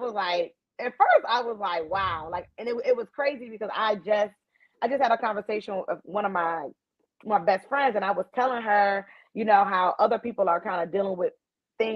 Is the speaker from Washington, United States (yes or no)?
no; New York, United States; I'm from New York